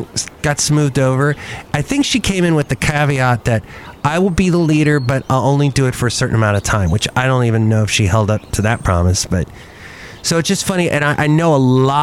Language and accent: English; United States; being an American